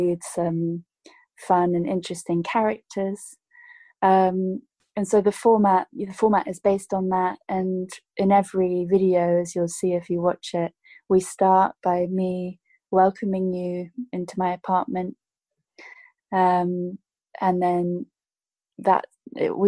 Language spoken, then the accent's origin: English; United Kingdom; I grew up in the United Kingdom